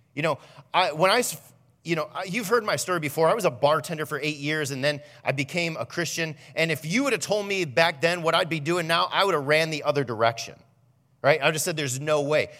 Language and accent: English; Fremont, United States; I grew up in Fremont